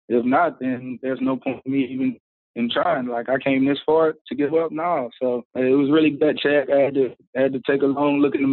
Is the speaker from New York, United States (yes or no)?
no; Charlotte, North Carolina, United States; It was great, man you get a little bit of everything there. You get the country life, but you also get all the all the seasons there